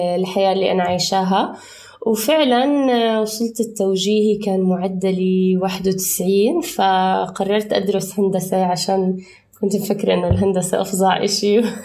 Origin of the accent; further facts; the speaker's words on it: Amman, Amman Governorate, Jordan; also born or lived in Palestine (ancestry); now in Dubai, United Arab Emirates; انا بنت انولدت في الاردن